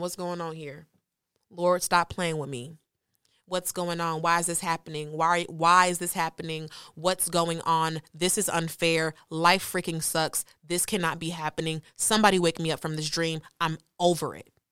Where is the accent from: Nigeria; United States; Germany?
Nigeria; I'm Nigerian